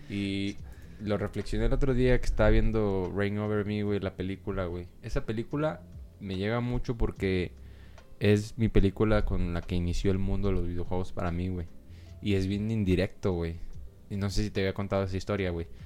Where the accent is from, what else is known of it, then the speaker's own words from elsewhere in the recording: Mexico; siendo mexicano